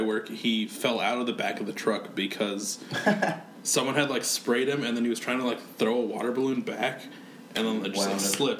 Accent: Muscatine County, Iowa, United States; I'm from Muscatine County

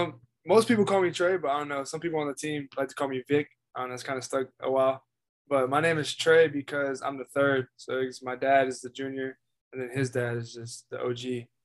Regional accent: Frederick, Maryland, United States; now in Knoxville, United States; I'm from Frederick, Maryland.

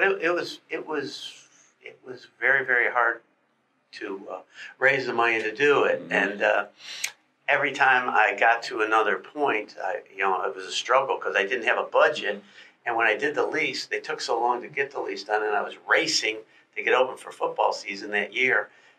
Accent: Atlanta, Georgia, United States; now in Gainesville, United States; I came from Atlanta, and there was a section of town called Midtown up there.

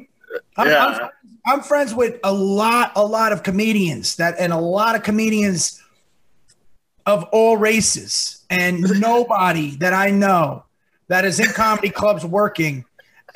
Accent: New Jersey, United States; I'm a Catholic from New Jersey

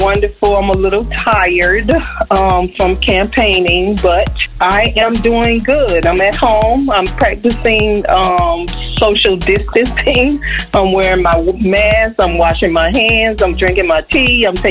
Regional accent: Miami-Dade County, Florida, United States; I've been a long-time resident of Miami-Dade County, graduated all through high school, middle school, and I graduated from a college right here, Florida Memorial University.

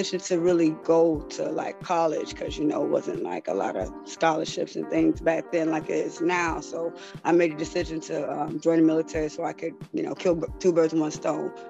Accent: Florida, United States; moved away as an adult; also born or lived in Atlanta; now in Gwinnett County, United States; I'm from Florida, but I'm here in Atlanta. I moved here in 2016

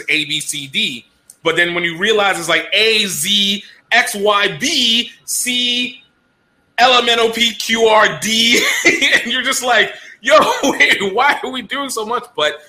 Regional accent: Nigeria; as a Nigerian, I understand.

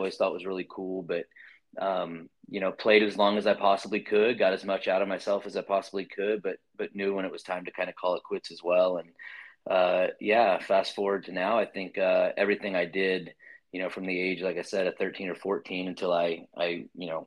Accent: Lakeland, Florida, United States; moved away as an adult; now in College Station, United States; grew up just between Tampa and Orlando for the most part, right in the city known as Lakeland

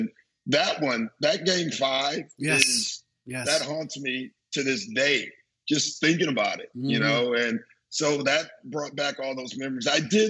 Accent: Chicago, Illinois, United States; I'm from Chicago, man. Like, we are political as they come, you know?

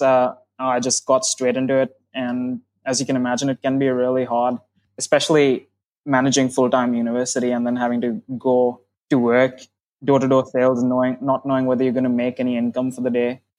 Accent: India; moved away as an adult; now in Australia; I'm originally from India

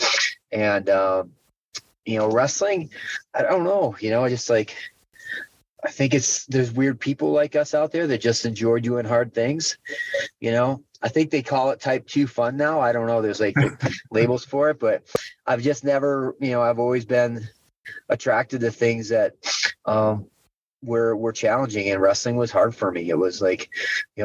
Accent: Western New York, United States; moved away as an adult; also born or lived in Fayette, Iowa; I grew up in Western New York and started wrestling there

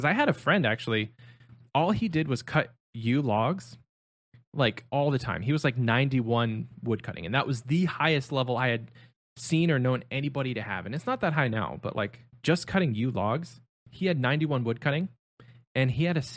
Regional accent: Ohio, United States; growing up in Ohio

